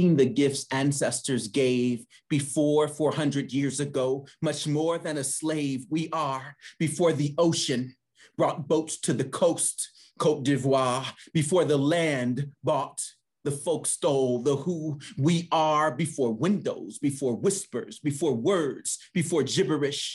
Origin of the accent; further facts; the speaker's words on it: Indianapolis, Indiana, United States; now in Kansas City, United States; I'm from Indianapolis